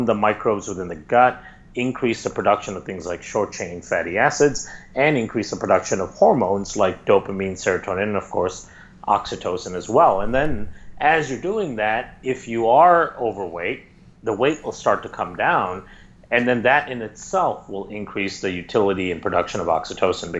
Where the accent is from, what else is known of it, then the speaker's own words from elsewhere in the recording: India; I grew up in India.